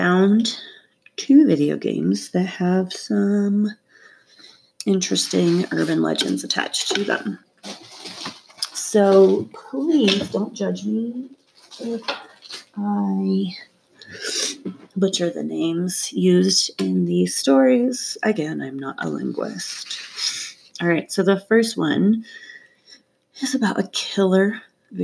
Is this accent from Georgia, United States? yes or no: yes; North Georgia, United States; now in Colorado, United States; I grew up in North Georgia